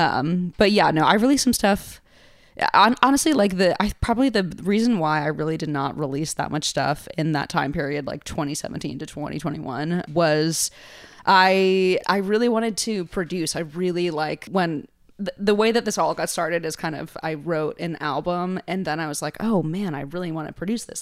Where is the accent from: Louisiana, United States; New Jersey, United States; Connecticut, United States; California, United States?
Connecticut, United States; New Haven; now in New York, United States; growing up in New Haven